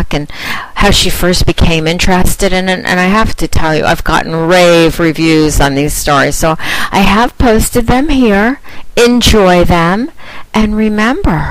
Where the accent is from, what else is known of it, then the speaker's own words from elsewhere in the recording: United Kingdom; accent: British; with my British accent